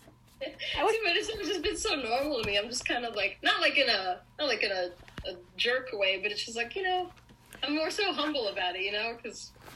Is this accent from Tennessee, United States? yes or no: no; New York, United States; now in Los Angeles, United States; I'm originally from New York